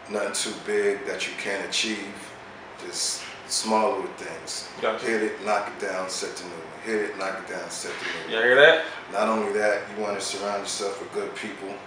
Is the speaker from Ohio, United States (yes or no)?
yes; Ohio, United States; now in Tampa, United States; I come from Ohio, and that's just how we get it.